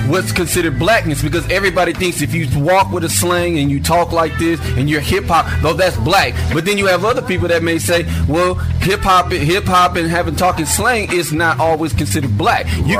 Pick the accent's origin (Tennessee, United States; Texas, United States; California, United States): Texas, United States; Plano; I grew up in Plano.